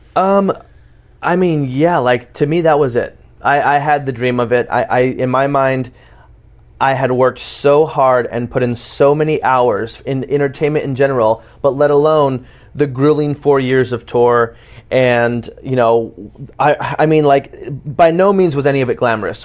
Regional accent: Portland, Oregon, United States; also born or lived in Palm Springs; I was born and raised in Portland, Oregon, um, but I did move a lot back and forth from Palm Springs in Oregon. But my, my main place of growing up and really finding myself was, was Portland, Oregon.

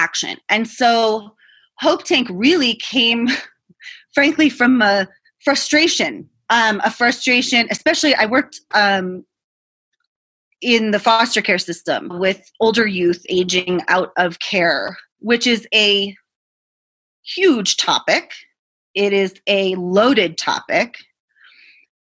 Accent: Boston, Massachusetts, United States; I'm from Boston. I grew up in the city.

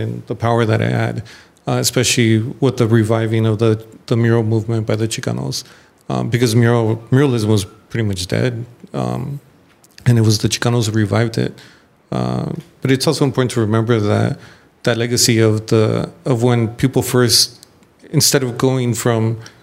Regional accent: San Gabriel Valley, California, United States; I'm from San Gabriel Valley

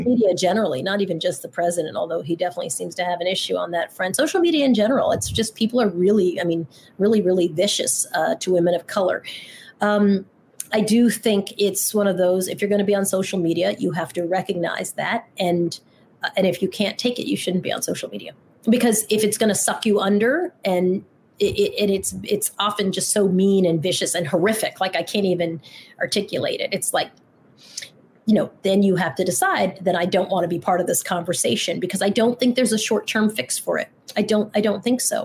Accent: Long Island, New York, United States; I grew up in Long Island

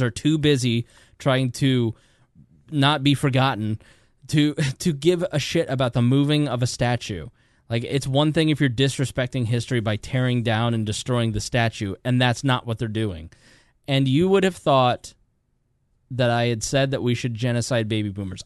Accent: Hoosier, Indiana, United States; accent: Hoosier; my Hoosier accent

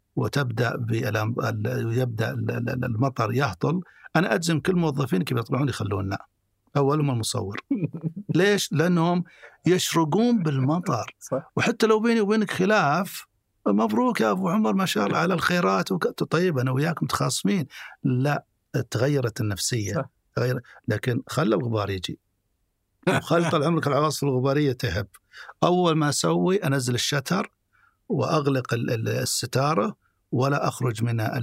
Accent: Saudi Arabia; عندنا في السعودية

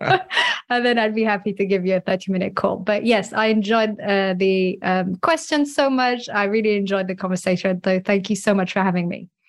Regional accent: France; I grew up in France

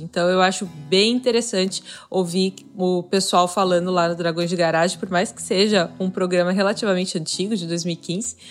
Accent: Florianópolis, Santa Catarina, Brazil; eu sou de Florianópolis

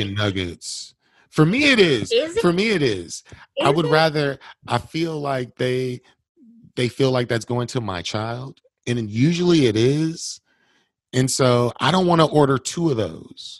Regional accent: Milwaukee, Wisconsin, United States; I'm born and raised here too

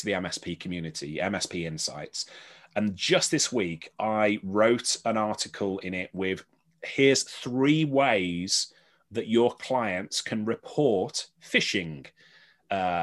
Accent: Birmingham, West Midlands, United Kingdom; moved away; I sort of did this back in Birmingham. I did a lot of my hometown in the West Midlands, where I was brought up

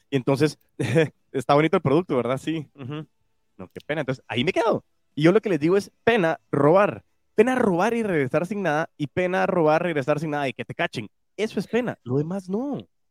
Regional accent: Guatemala; se me salen chapinadas porque lógico también amo mi país y amo Guatemala

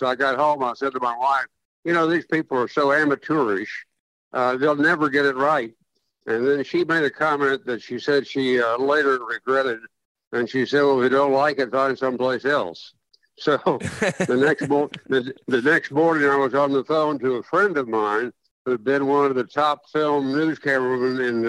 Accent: Shawnee, Oklahoma, United States; I lived across the street from the local sportscaster in my hometown of Shawnee, Oklahoma.

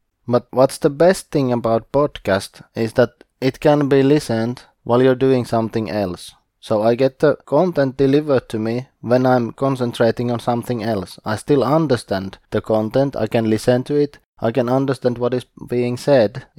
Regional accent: Eastern Finland, Finland; I am from Eastern Finland

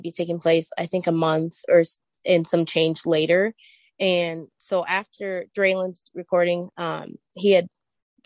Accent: Michigan, United States; I have been born and raised in Michigan.

